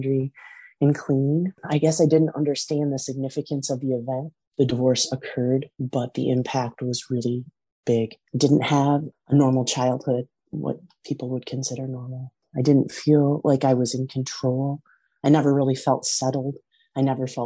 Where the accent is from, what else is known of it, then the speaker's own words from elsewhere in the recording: West Michigan, United States; I was born and raised in West Michigan